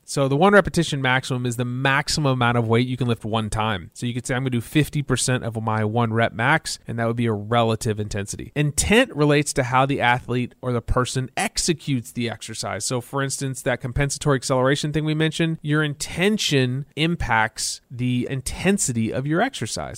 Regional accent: Texas, United States; I'm from Texas, and in my home state, we love to smoke meat

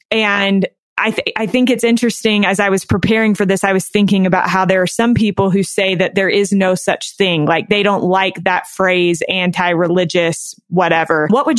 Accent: North Carolina, United States; now in Utah, United States; I grew up in North Carolina

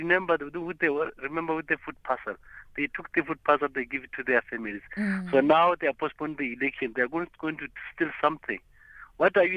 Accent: South Africa; now in Polokwane, South Africa; As South African

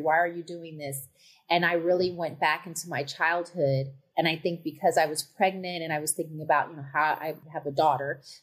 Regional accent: Bay Area, Northern California, United States; moved away as an adult; also born or lived in Chicago; now in Los Angeles, United States; I grew up in the Bay Area

